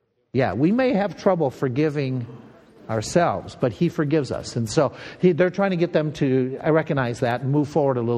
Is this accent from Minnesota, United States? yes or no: yes; Minnesota, United States; accent: Minnesota; my Minnesota accent.